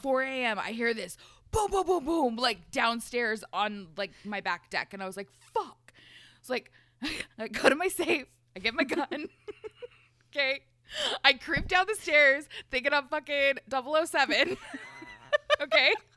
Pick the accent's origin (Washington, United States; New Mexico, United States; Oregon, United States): Oregon, United States; Portland; growing up in Southeast Portland